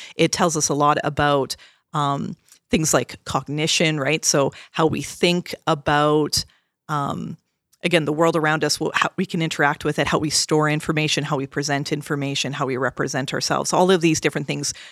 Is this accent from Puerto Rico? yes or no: no; Canada; I'm Canadian